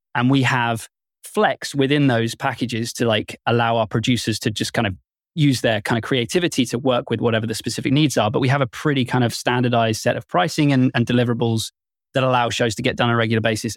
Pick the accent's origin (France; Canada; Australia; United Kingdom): United Kingdom; I'm very British